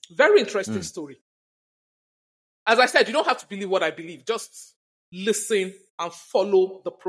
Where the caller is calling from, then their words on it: Nigeria; I'm currently speaking from Nigeria. For a long while, we've been battling terrorism and all of that.